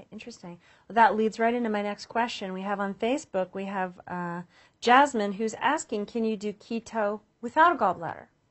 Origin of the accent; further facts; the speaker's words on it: New Jersey, United States; I was born in Jersey.